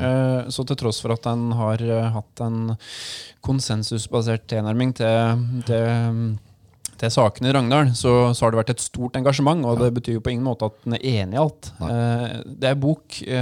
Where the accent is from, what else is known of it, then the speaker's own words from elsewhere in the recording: Drangedal, Vestfold og Telemark, Norway; also born or lived in Ås, Akershus / Porsgrunn; ja da, er jeg er ordentlig Drangedal. Ja. Uh, født og oppvokst i et uh, helt uh, vanlig bolighus i skaukanten